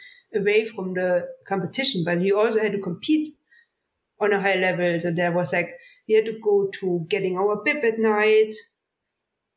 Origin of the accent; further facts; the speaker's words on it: Oberhof, Thuringia, Germany; English is a second language; moved away as an adult; now in Lake Placid, United States; my hometown, Oberhof